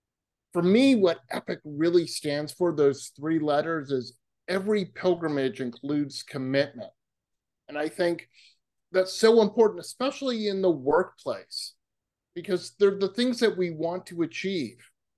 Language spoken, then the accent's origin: English; Massachusetts, United States; I grew up on the East Coast, where street signs are incredibly small versus California, where they're wonderfully myopically large and you can see them. So I grew up in Massachusetts